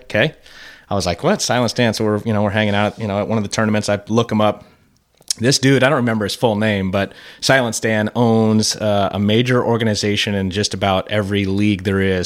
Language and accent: English; Fort Lauderdale, Florida, United States; moved away; I grew up in South Florida, Fort Lauderdale